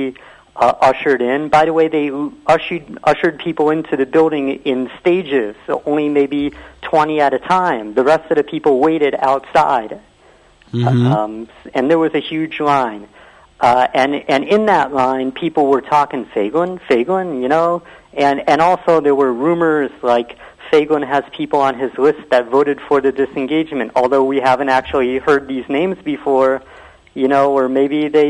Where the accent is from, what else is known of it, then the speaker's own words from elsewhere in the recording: United States; now in Israel; I was born in America